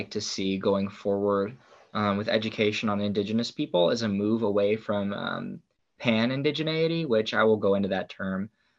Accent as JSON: {"language": "English", "region": "Pacific Northwest", "country": "United States", "said": "You know, I am Coast Salish, and I am from the Lummi, Nooksack, and Upper Skagit Nations, and we are the Pacific Northwestern people."}